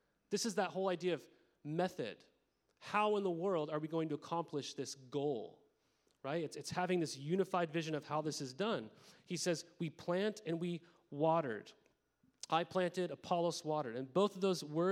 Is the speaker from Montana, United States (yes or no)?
yes; Montana, United States; moved away; I grew up in Montana